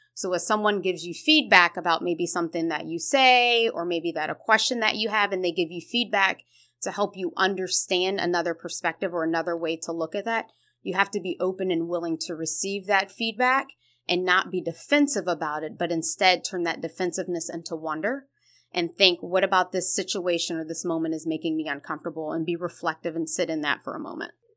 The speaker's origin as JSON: {"language": "English", "town": "Columbus", "region": "Ohio", "country": "United States", "tie": "born or raised there", "lives_now": "Cincinnati, United States", "said": "I originally am born and raised in Columbus, Ohio"}